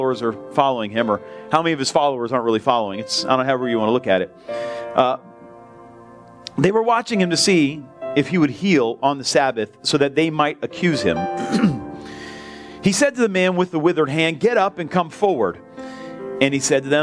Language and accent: English; United States; I'm American